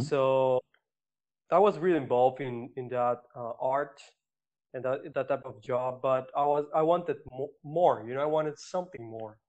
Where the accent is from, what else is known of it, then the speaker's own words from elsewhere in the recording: Mexico; i am from mexico i, I grew up over there